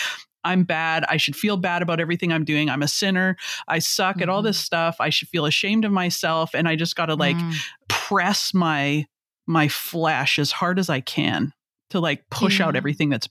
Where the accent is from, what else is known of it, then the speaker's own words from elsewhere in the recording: Canada; I'm Canadian